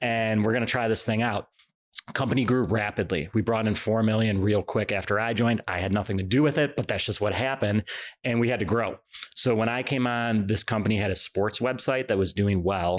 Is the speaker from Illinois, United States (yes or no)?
yes; Illinois, United States; I grew up in Illinois